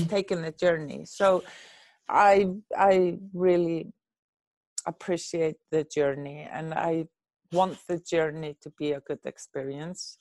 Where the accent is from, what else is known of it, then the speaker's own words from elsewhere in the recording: Reykjavik, Capital Region, Iceland; I'm born and raised in Reykjavik, Iceland.